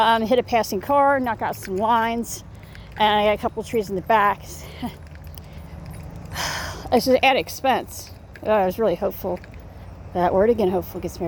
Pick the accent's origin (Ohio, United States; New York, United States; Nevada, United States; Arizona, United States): Ohio, United States; now in Indiana, United States; I'm going to start reaching out to my Ohio folks, since I'm from Ohio